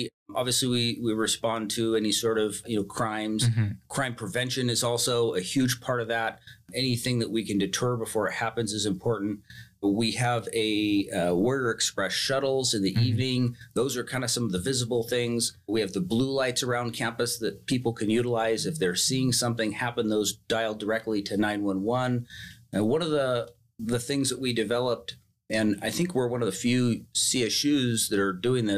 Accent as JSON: {"language": "English", "town": "Turlock", "region": "California", "country": "United States", "tie": "born or raised there", "said": "I grew up here in Turlock, born here in Turlock"}